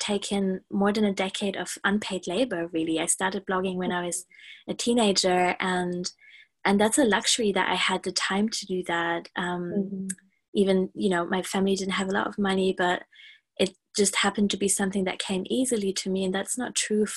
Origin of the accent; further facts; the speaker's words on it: Germany; now in United Kingdom; I am from Germany